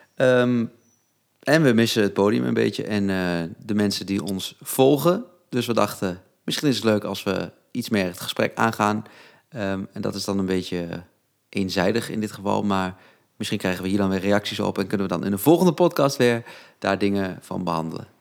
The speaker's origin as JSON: {"language": "Dutch", "country": "Netherlands", "said": "ik kom uit Harveld."}